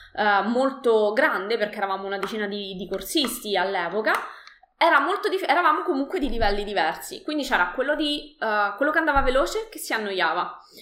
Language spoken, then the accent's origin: Italian; Latina, Lazio, Italy; io uh, sono di Latina